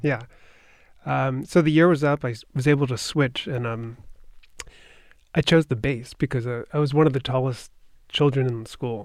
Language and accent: English; Long Island, New York, United States; I grew up in Long Island. It's right s, outside of New York City